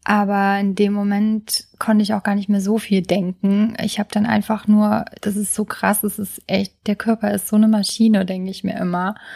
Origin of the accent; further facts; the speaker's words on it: Trier, Rhineland-Palatinate, Germany; ich hatte jetzt die letzten Tage in meiner alten Heimat in Trier verbracht, in dem Haus von meinem Freund.